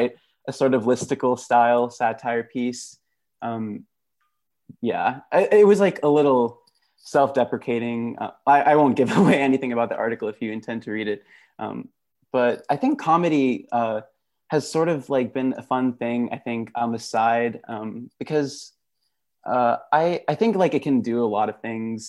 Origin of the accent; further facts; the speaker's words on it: Dallas, Texas, United States; moved away as an adult; also born or lived in Gujarat (ancestry); now in Stanford, United States; I am Gujarati, a second generation immigrant, actually originally from Texas, from the Dallas area